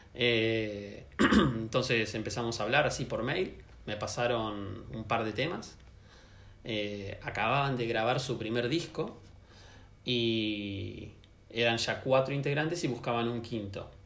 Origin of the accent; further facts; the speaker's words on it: Buenos Aires, Argentina; also born or lived in Santiago, Chile; me volví a, mi ciudad, a Buenos Aires